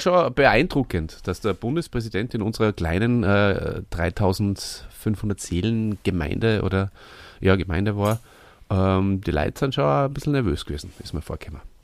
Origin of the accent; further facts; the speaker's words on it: Hof bei Salzburg, Salzburg, Austria; in Hof bei Salzburg, wo ich aufgewachsen bin und lange Zeit gelebt habe